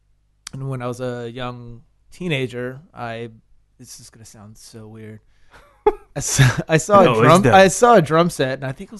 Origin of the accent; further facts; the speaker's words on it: Richmond, Virginia, United States; I grew up in Richmond. Yeah, I moved around a lot, but I grew up there.